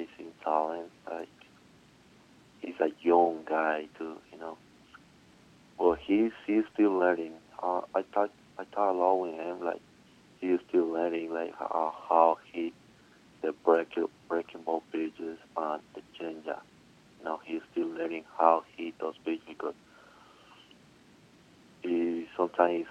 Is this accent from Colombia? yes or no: yes; Colombia; English is a second language; moved away as an adult; I'm from Colombia